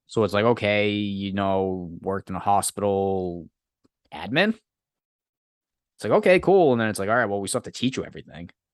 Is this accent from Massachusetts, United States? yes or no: yes; Massachusetts, United States; I'm from Massachusetts